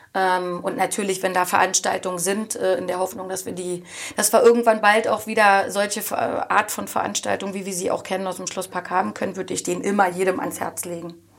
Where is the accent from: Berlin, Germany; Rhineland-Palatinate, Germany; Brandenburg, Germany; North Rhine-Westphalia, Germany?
Brandenburg, Germany; Oranienburg; Das ist bei mir der Bereich ähm, Erzberger Straße, da bin ich groß geworden